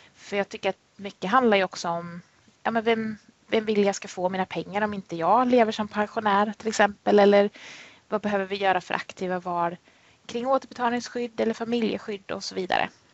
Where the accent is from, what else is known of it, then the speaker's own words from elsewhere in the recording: Värmland, Sweden; moved away as an adult; now in Jönköping, Sweden; född och uppväxt i Värmland men kom ner hit till Småland då 2007 där jag jobbar och bor.